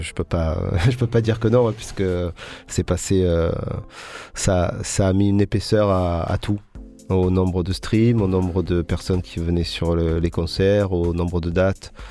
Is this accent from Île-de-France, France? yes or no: no; Marseille, Provence-Alpes-Côte d'Azur, France; also born or lived in Paris / Corsica; de mon arrivée à Marseille